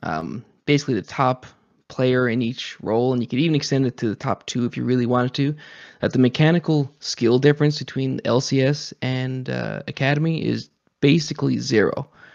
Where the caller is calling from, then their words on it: Newfoundland and Labrador, Canada; Newfoundland, Canada.